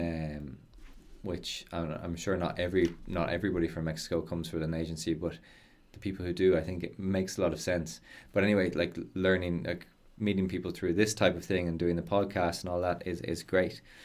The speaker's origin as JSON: {"language": "English", "country": "Ireland", "accent": "Irish", "said": "I speak English with an Irish accent"}